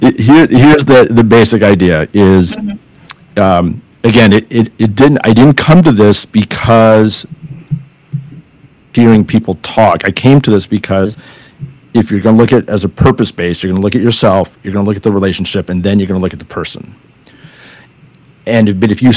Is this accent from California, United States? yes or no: yes; California, United States; I'm from California